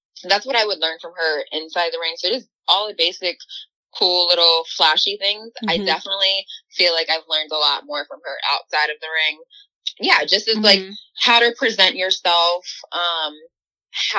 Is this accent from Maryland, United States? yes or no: yes; Baltimore, Maryland, United States; being from Baltimore, Charm City